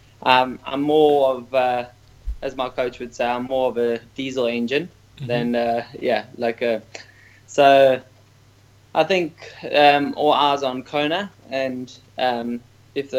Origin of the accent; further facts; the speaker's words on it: Port Elizabeth, Eastern Cape, South Africa; I was born in Port Elizabeth